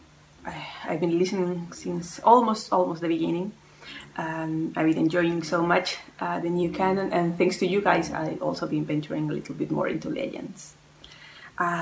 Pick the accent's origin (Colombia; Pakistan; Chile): Chile; moved away as an adult; now in France; I was born in Chile, but I moved to France a couple of years ago.